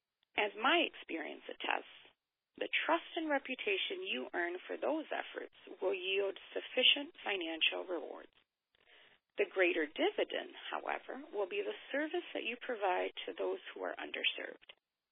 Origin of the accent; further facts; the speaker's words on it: Wisconsin, United States; I grew up in Wisconsin, home of frigid weather, sensational cheese curds, and Cop's frozen custard. I spent my childhood summers, however, living with family in Mexico.